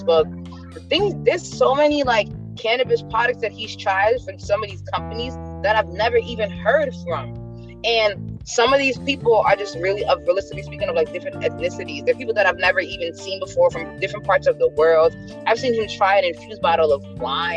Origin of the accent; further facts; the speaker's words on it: New York, United States; I'm from New York